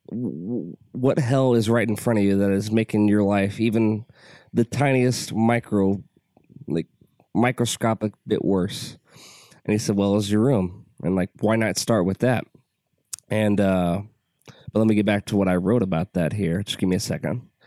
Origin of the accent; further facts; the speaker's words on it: United States; I'm an American.